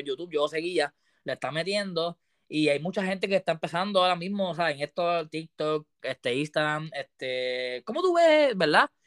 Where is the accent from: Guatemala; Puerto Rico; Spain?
Puerto Rico; Tú eres de Puerto Rico, igual que yo